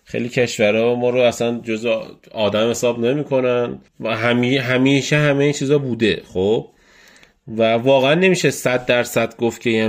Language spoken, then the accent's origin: Persian; Iran; هر جوری هر حساب کنی بتونه بفهمه که ما از ایرانیم